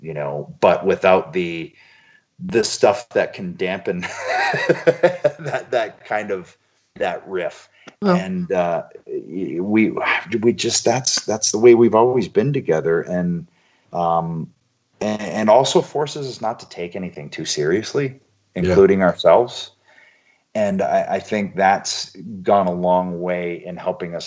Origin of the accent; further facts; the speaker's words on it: Toronto, Ontario, Canada; in Toronto in my hometown in the Sky Dome